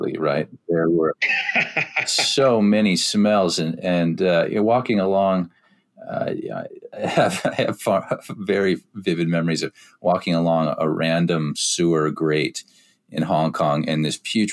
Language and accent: English; Midwest of the U.S., United States; as I knew it as a kid growing up in the Midwest of the U.S.